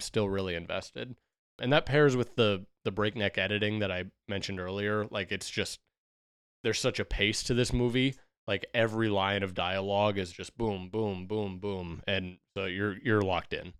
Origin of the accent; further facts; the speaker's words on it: United States; we as Americans